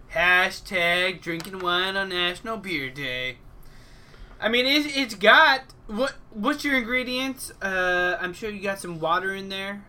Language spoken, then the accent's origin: English; Alaska, United States; my home state, Alaska